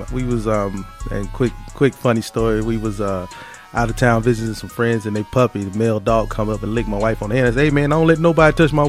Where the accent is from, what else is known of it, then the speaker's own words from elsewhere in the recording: South Mississippi, United States; moved away; I'm from Mississippi. I'm originally from South Mississippi.